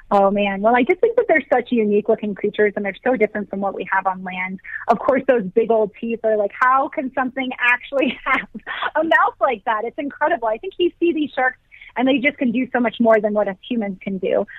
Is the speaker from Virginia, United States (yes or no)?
yes; Virginia, United States; now in Colorado, United States; I did grow up on the East Coast. So I grew up in Virginia